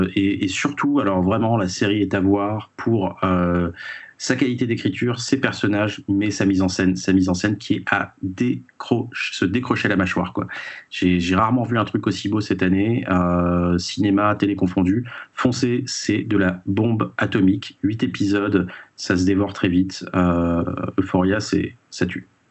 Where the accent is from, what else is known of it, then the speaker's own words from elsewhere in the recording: France; chez nous en France